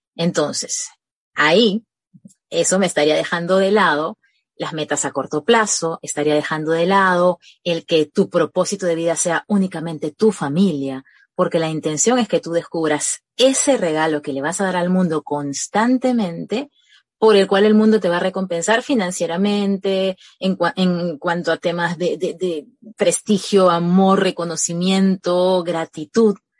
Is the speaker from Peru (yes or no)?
yes; Peru; Yo soy, yo soy peruana